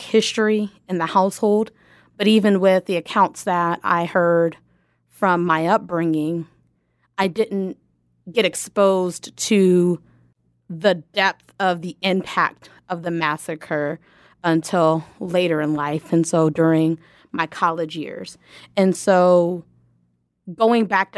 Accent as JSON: {"language": "English", "town": "Lawton", "region": "Oklahoma", "country": "United States", "tie": "born or raised there", "said": "I grew up in Lawton and attended Lawton Public Schools"}